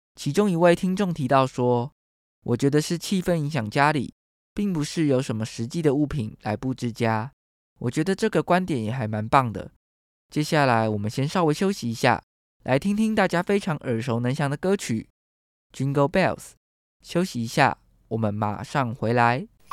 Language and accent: Chinese; Taiwan; 台湾是一块宝岛，同时也是我们的家乡